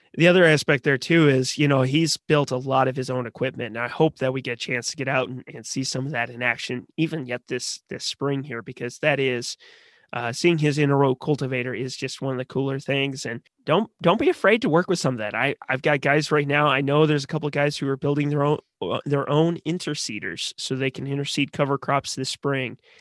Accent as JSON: {"language": "English", "region": "Missouri", "country": "United States", "tie": "born or raised there", "said": "I grew up in Missouri"}